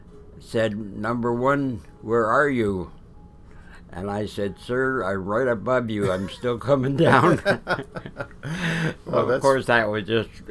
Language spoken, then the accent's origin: English; Toronto, Ontario, Canada; moved away as an adult; also born or lived in Peterborough, Ontario; now in Simcoe, Canada; I came from Toronto.